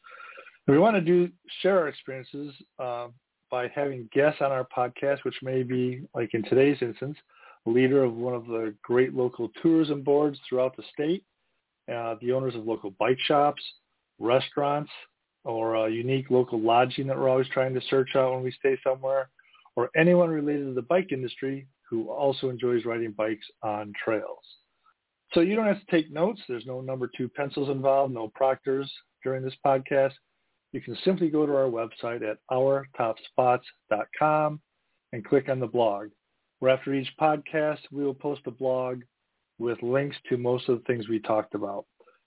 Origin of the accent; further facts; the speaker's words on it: Midwest, United States; also born or lived in East Coast, United States; although I grew up in the Midwest for about 30 years, lived on the East Coast for 20 years, and came back here